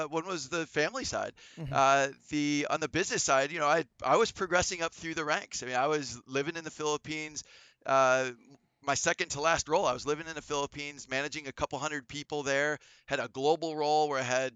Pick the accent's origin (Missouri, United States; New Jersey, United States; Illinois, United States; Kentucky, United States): Illinois, United States; Chicago; I grew up in the Chicagoland area in Northern Illinois